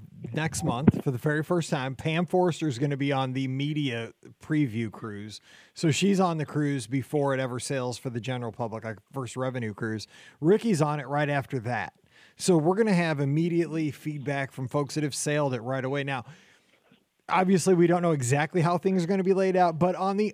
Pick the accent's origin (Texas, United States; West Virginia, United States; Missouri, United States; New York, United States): Missouri, United States; St. Louis; I'm from St. Louis, or Missouri.